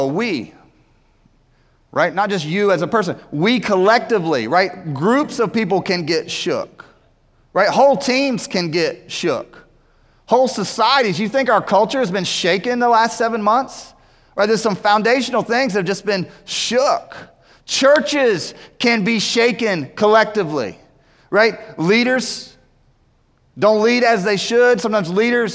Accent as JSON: {"language": "English", "town": "Winston-Salem", "region": "North Carolina", "country": "United States", "tie": "born or raised there", "said": "we grew up in Winston-Salem"}